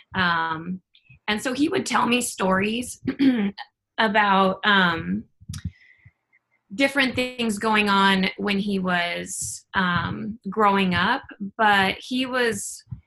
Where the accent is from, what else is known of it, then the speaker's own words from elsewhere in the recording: North Platte, Nebraska, United States; moved away; I was raised in North Platte, which is a community of about 25,000 people.